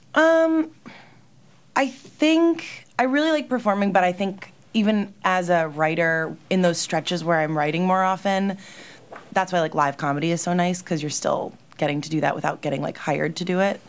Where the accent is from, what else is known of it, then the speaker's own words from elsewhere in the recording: New Jersey, United States; moved away as an adult; now in New York City, United States; I'm from Jersey